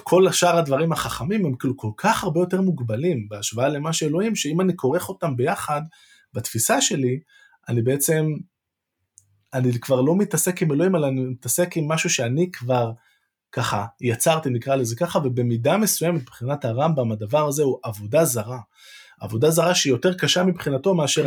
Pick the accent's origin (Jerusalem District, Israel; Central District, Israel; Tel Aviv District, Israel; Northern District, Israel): Jerusalem District, Israel; Jerusalem; בתור ירושלמי